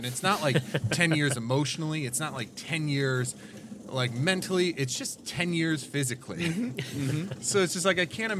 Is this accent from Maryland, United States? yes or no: no; Michigan, United States; moved away as an adult; also born or lived in Albuquerque, New Mexico; now in Los Angeles, United States; I just recently moved to L.A. And one of the things I've had this idea, like, because before L.A., I lived in Albuquerque for 3 years, and then I'm from Michigan originally